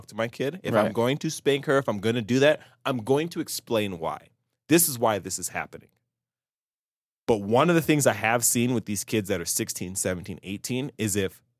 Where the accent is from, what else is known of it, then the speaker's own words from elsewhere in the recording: Salt Lake City, Utah, United States; I grew up in Salt Lake. I was a city kid.